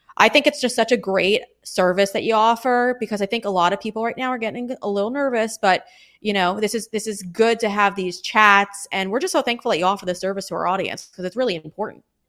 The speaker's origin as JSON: {"language": "English", "town": "Huntington", "region": "New York", "country": "United States", "tie": "born or raised there"}